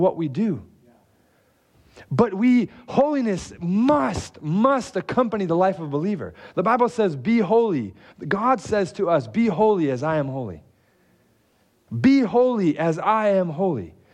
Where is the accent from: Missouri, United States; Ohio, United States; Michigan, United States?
Michigan, United States; Detroit; moved away; I am from Detroit